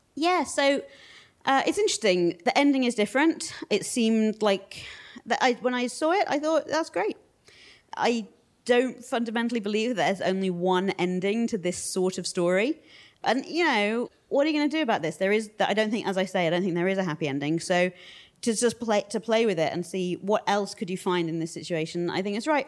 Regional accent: United Kingdom; we're British

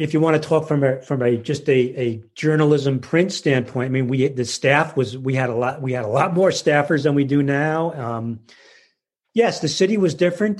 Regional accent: Paramus, New Jersey, United States; I grew up in Paramus

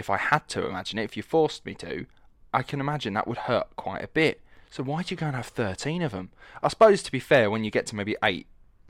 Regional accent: United Kingdom; accent: Estuary; I was like, but I'm not from London. I have what's called an estuary accent, which is a mixture between London and Essex.

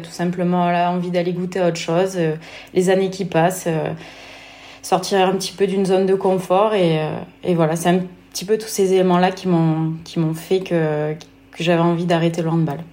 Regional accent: Lozère, Occitania, France; moved away as an adult; also born or lived in Nantes / Vichy; C'est là où j'ai grandi

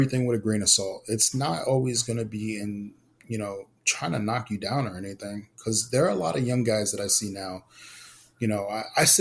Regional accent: New York City, New York, United States; I was born and raised in Brooklyn, New York, Puerto Rican. I lived in East Flatbush

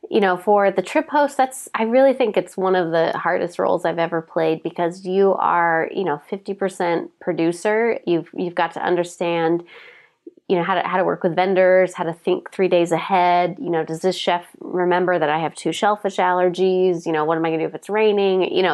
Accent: Portland, United States; I come from Portland

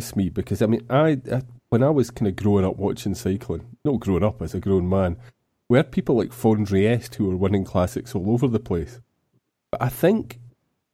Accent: United Kingdom; I am British

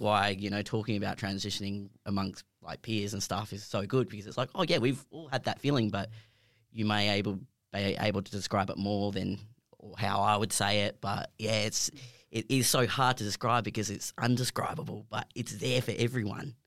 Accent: Perth, Western Australia, Australia; I've born and raised in Perth.

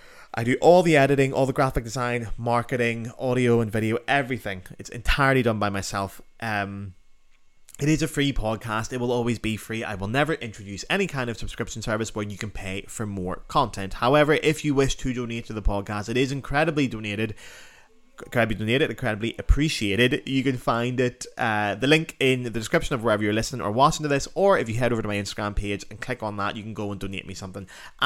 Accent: Northern Ireland, United Kingdom; my accent starts to slip back to my natural accent as I'm back home in Northern Ireland

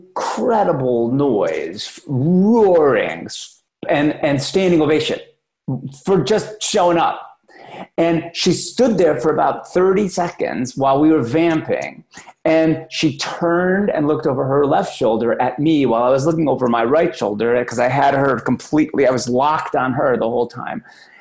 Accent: Oklahoma, United States; Like, I'm from Oklahoma and drink Slurpees from 7-Eleven.

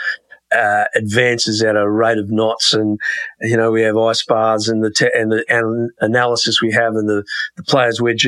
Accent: Australia; being an Australian, I love a good sledge. We're brought up on cricket, sledging at cricket.

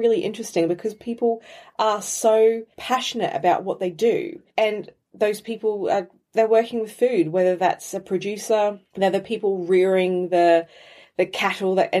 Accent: Brisbane, Queensland, Australia; now in Bristol, United Kingdom; I live in Bristol and I'm originally from Brisbane, Australia

